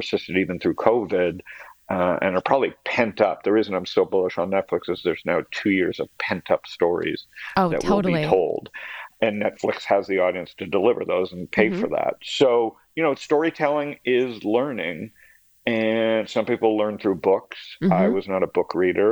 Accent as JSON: {"language": "English", "town": "Toronto", "region": "Ontario", "country": "Canada", "tie": "born or raised there", "moved": "yes", "said": "Born and raised in Toronto."}